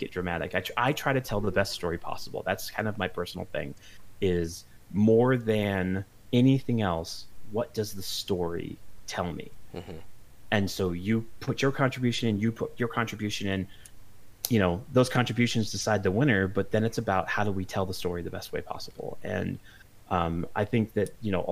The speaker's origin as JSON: {"language": "English", "town": "West Palm Beach", "region": "Florida", "country": "United States", "tie": "born or raised there", "said": "I grew up in Palm Beach County, Florida, and so specifically in West Palm Beach."}